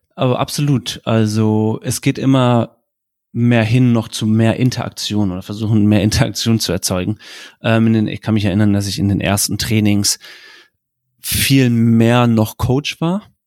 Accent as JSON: {"language": "German", "country": "Germany", "said": "was man in Deutschland nicht vergessen darf, ist, vor allem im Vergleich zu, zu den USA, dass wir eine komplett andere Kultur haben. Wir sind in Vereinen groß geworden"}